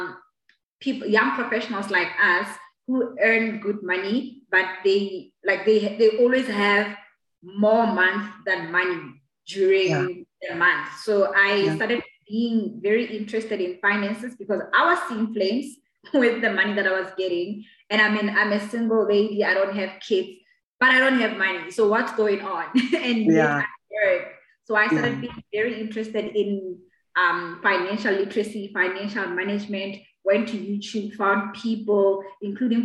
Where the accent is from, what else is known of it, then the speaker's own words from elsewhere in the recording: Lesotho; moved away as an adult; also born or lived in Pretoria, South Africa; now in South Africa; I was born and raised in Lesotho. I came to South Africa in 2012 when I came to study at the University of Pretoria.